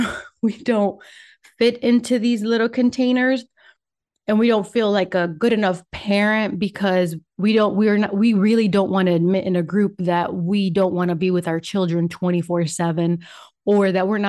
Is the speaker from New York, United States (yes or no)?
no; Michigan, United States; first language Spanish; English is a second language; also born or lived in Puerto Rico; I am originally from Puerto Rico, and my first language is Spanish. And that's why I pause sometimes, because sometimes my brain goes in Spanish, sometimes it goes in English. Anyway, I traveled to the United States when I was 9, and I was raised in Michigan